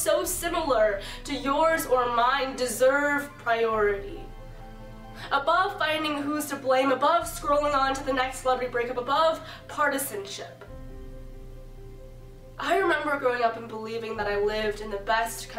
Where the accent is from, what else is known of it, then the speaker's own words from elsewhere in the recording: San Bernardino, California, United States; my hometown